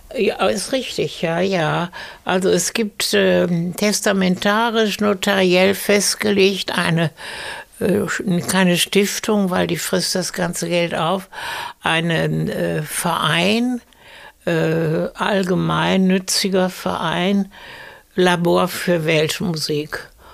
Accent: Essen, North Rhine-Westphalia, Germany; also born or lived in Paris; da, wo im Garten jetzt hinten die Garagen sind, da war ein altes Fachwerkbauernhaus. Und da bin ich aufgewachsen

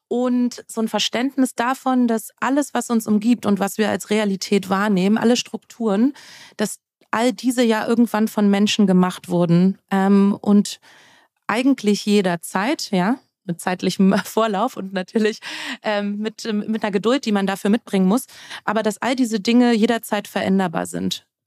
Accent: Germany; dass ich eben groß geworden bin äh, um die Wendezeit herum. Ich bin in der DDR geboren ähm, und bin im Vereinigten Deutschland aufgewachsen.

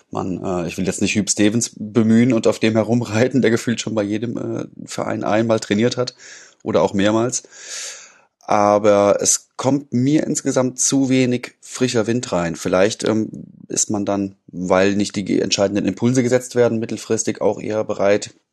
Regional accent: Dortmund, North Rhine-Westphalia, Germany; auch wenn Schalke nun als Dortmunder nicht zwingend mein Lieblingsverein ist

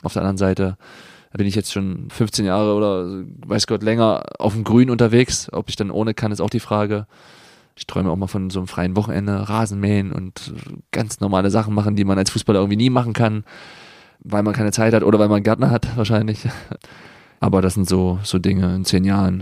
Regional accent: Germany; now in Freiburg, Germany; ich bin ja auch noch in der DDR geboren

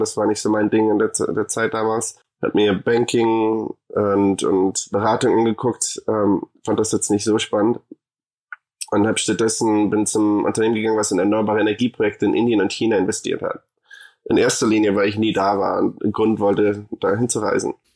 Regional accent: Munich, Bavaria, Germany; moved away as an adult; also born or lived in Hamburg / Argentina; now in United States; ich bin in München geboren

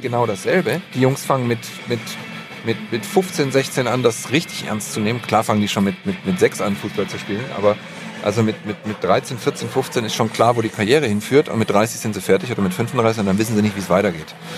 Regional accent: Stuttgart, Baden-Württemberg, Germany; moved away as an adult; also born or lived in Marbach am Neckar; now in Düsseldorf, Germany; ursprünglich Schwabe, Stuttgart, geboren in Schillers Geburtsstadt Marbach

